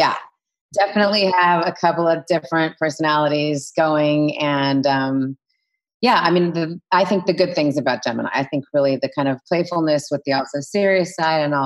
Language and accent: English; Los Angeles, California, United States; I'm from here in Los Angeles, born and raised